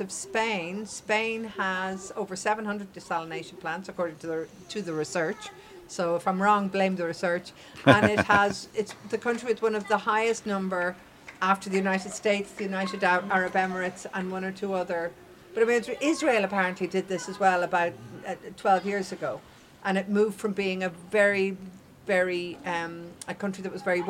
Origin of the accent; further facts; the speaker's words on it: Ireland; When I was growing up in Ireland